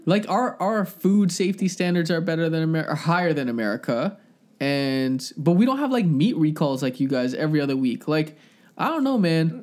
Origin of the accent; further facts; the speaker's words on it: Scarborough, Ontario, Canada; now in Ajax, Canada; I feel proud to be from Scarborough